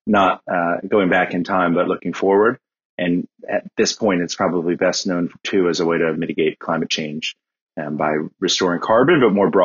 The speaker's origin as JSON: {"language": "English", "town": "Washington", "region": "District of Columbia", "country": "United States", "tie": "born or raised there", "said": "I grew up in Washington, D.C."}